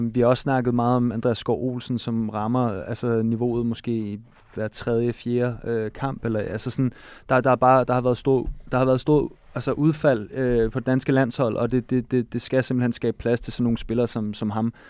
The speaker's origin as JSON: {"language": "Danish", "country": "Denmark"}